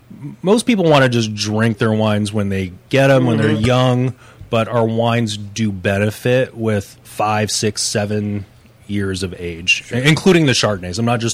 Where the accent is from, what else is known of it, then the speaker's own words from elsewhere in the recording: Washington, United States; I grew up in Washington State